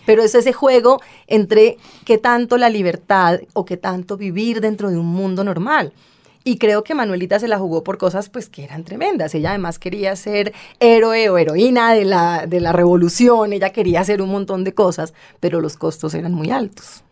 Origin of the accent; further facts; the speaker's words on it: Bogotá, Colombia; also born or lived in New Orleans; soy bogotana